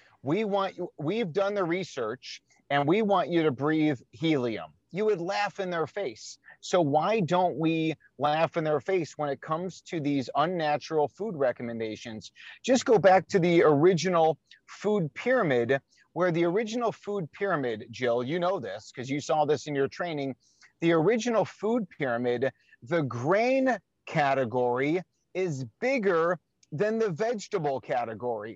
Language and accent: English; Chicago, Illinois, United States; my hometown of Chicago